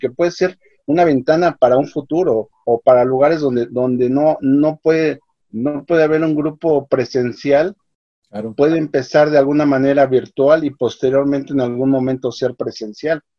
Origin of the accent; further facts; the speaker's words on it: Mexico; saldremos adelante como país, como mexicanos y como hermanos